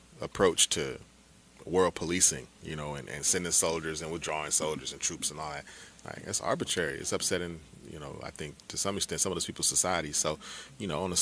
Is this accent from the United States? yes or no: yes; Oakland, California, United States; I'm from Oakland